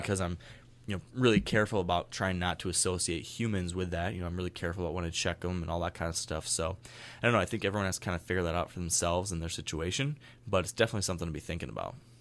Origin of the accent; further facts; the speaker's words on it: Michigan, United States; here in my home state